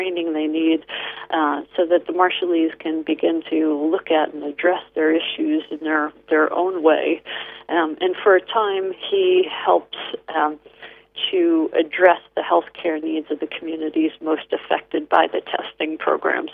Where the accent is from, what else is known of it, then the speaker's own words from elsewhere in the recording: United States; now in Seattle, United States; I, as an American